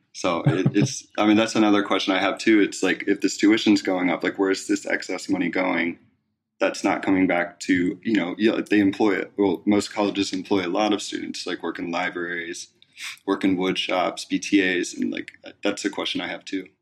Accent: East Coast, United States; moved away; I'm originally from the East Coast

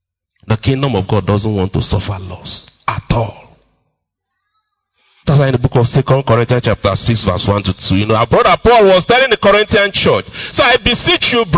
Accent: Enugu-Ezike, Enugu State, Nigeria; moved away; my hometown, you know, Umuahu, Enugu, Ezike

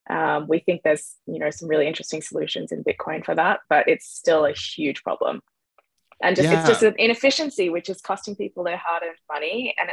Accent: Australia; I grew up in Australia and the name's from Ireland originally. My ancestors on that side came from Ireland in like 1894, I think.

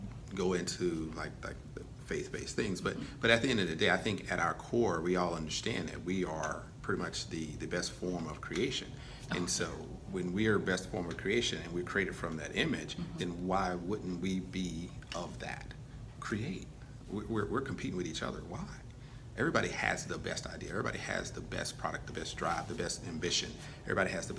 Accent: Texas, United States; moved away as an adult; also born or lived in England; I grew up in Texas, got 2 brothers

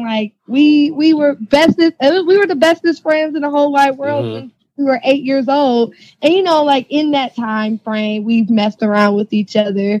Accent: Milwaukee, Wisconsin, United States; now in Florida, United States; I'm from Milwaukee

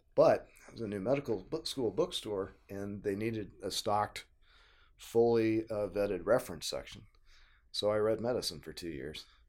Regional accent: Tulsa, Oklahoma, United States; moved away as an adult; also born or lived in Missouri; I grew up in Tulsa, Oklahoma

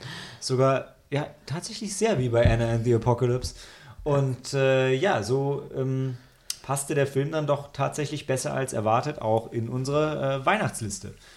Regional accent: Germany; als Deutscher

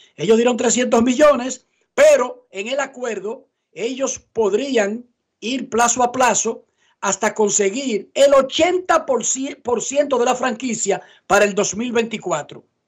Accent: Santo Domingo Oeste, Distrito Nacional, Dominican Republic; yo me crié en Buenos Aires Herrera

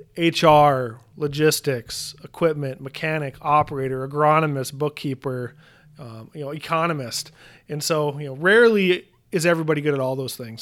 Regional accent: Williston, North Dakota, United States; moved away as an adult; I grew up in Williston, North Dakota, so far northwestern North Dakota.

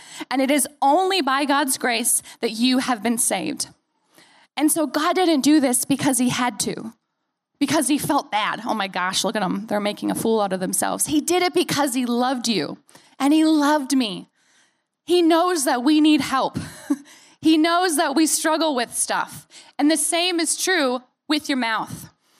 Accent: United States; But the longer that I'm away from the U.S., the more likely that my accent and the things and the phrases that I say are going to sound more like you because I'm around you.

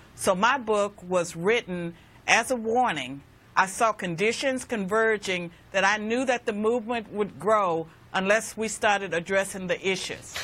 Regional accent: Virginia, United States; Virginia is my home state

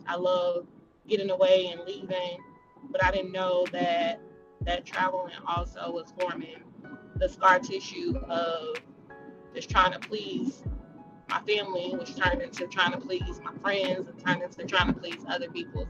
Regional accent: Jackson, Mississippi, United States; accent: country; moved away as an adult; also born or lived in Chicago, Illinois / Florida; I'm originally from Jackson, Mississippi

